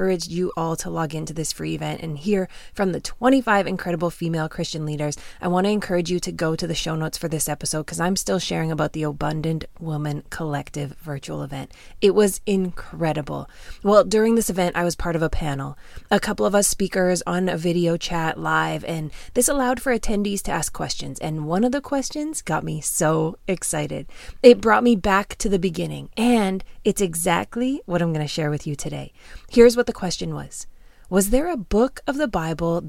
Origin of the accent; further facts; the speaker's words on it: Canada; moved away as an adult; also born or lived in Phoenix, Arizona; I'm Canadian, born and raised.